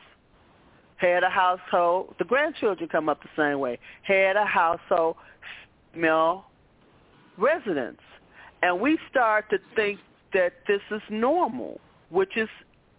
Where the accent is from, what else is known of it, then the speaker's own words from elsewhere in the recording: Chicago, Illinois, United States; I grew up in Chicago housing of projects